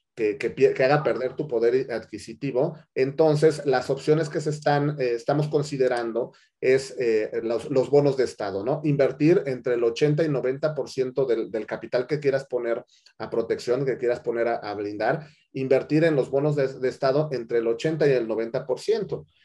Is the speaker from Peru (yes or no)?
no; Mexico; nosotros como mexicanos